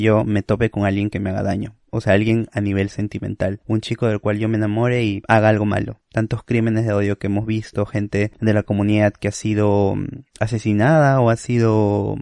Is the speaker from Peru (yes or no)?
yes; Peru; como persona peruana